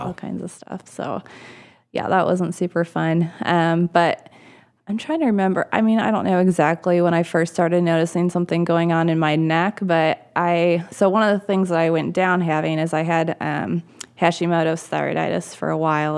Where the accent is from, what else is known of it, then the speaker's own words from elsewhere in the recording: Michigan, United States; I'm from Michigan originally. I grew up in Michigan.